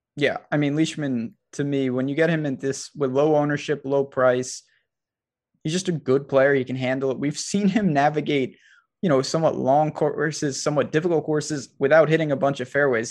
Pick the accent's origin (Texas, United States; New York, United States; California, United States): New York, United States; as a New Yorker